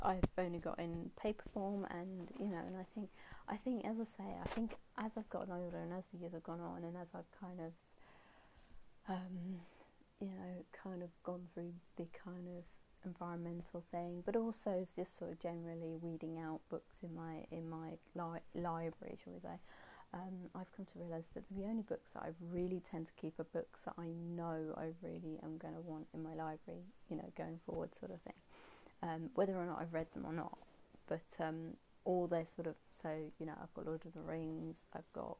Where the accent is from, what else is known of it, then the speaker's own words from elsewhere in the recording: England, United Kingdom; being English and British